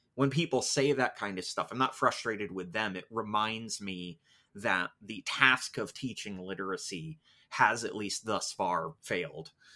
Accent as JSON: {"language": "English", "country": "United States", "said": "because I'm American"}